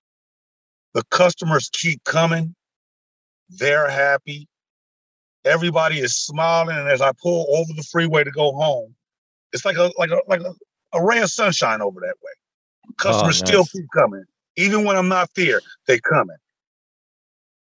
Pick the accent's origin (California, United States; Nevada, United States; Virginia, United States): Nevada, United States; Las Vegas; moved away as an adult; now in Jamestown, United States; I'm from Las Vegas, Nevada.